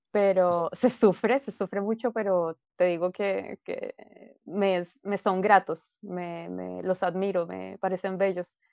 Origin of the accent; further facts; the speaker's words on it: Colombia; moved away as an adult; now in Santiago, Chile; siendo colombiana